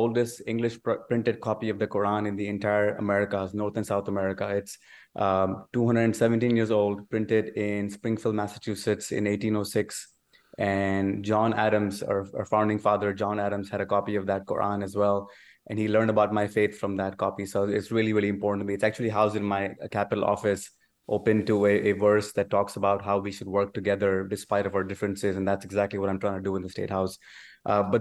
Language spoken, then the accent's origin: English; Pakistan; moved away as an adult; now in Texas, United States; I was born in Pakistan and moved to United States when I was 19 years old.